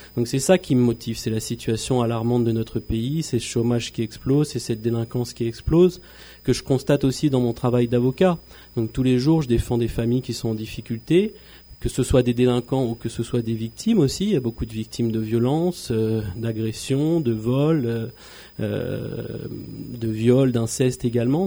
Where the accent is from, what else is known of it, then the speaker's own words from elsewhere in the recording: French Polynesia; also born or lived in France; Je suis arrivé en Polynésie à l'âge de 12 ans et puis euh, bah, je suis tombé amoureux de, de la Polynésie. J'ai grandi euh, à Punaouia et Fa'a